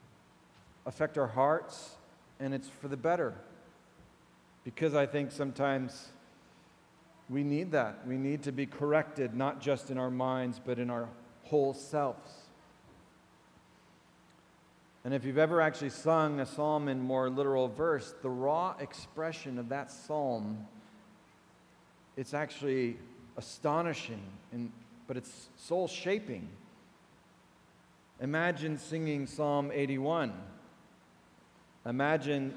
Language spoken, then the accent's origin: English; United States; my American heart